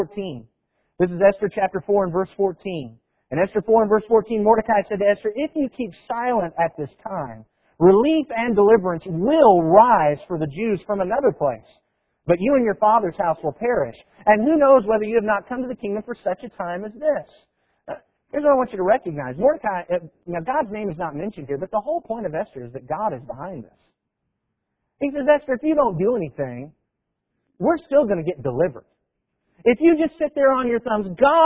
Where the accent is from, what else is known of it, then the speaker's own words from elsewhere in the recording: Tennessee, United States; we're from Tennessee